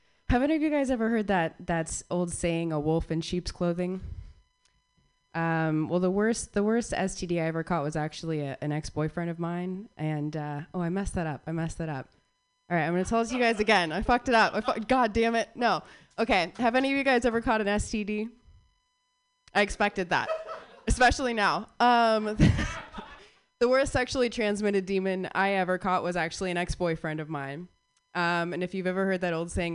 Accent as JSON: {"language": "English", "town": "Phoenix", "region": "Arizona", "country": "United States", "tie": "born or raised there", "moved": "as an adult", "lives_now": "Bay Area, United States", "said": "I was born and raised in Phoenix, Arizona"}